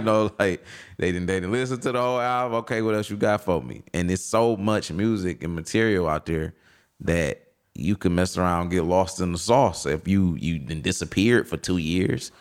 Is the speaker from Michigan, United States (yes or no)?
yes; Detroit, Michigan, United States; the west side, west side of Detroit, Finkel Ave, Strathmore Block.